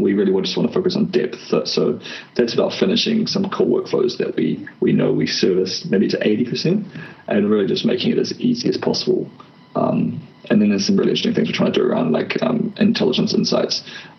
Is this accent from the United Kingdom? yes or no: no; New Zealand; I'm from New Zealand.